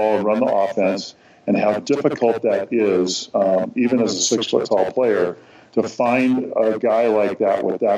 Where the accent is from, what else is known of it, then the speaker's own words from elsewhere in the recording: Los Angeles, California, United States; growing up in Los Angeles